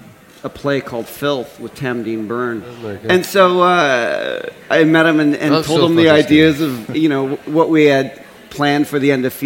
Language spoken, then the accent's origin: English; Toronto, Ontario, Canada; growing up in Toronto, we're very close to New York and Detroit and Chicago.